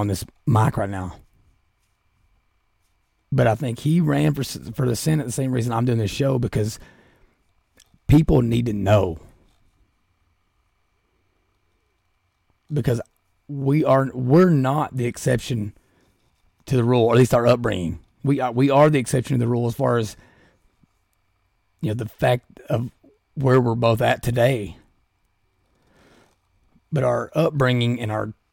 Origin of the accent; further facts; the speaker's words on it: Southeastern Kentucky, United States; I'm from Southeastern Kentucky.